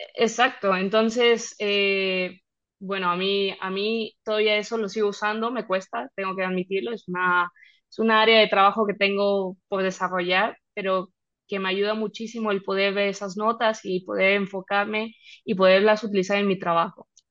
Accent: Mexico; moved away as an adult; now in Spain; siendo de México

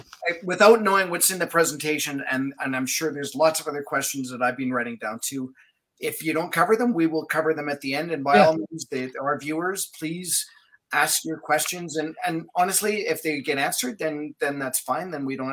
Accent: Manitoba, Canada; growing up in Manitoba

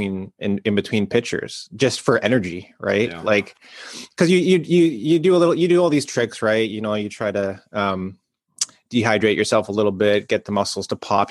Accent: Brampton, Ontario, Canada; moved away as an adult; being from Brampton

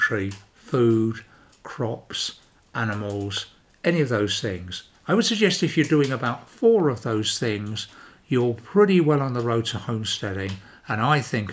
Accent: London, United Kingdom; moved away as an adult; also born or lived in Banbury, North Oxfordshire; now in Sweden; I started up growing up in London and I left London to get a garden

